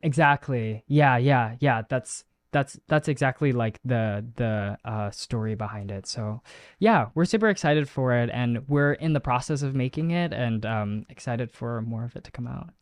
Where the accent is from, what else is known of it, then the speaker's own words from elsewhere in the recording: United States; first language Chinese; English is a second language; I spoke Chinese was my first language and I lost it as I grew up because you are here in America